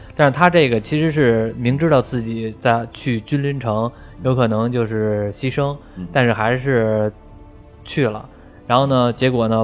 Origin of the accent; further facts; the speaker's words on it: China; 我们中国人看外国人就长得还就算比较相像